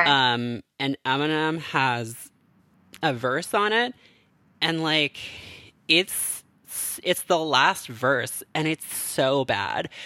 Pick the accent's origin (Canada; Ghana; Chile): Canada; now in United States; being a Canadian who lives in America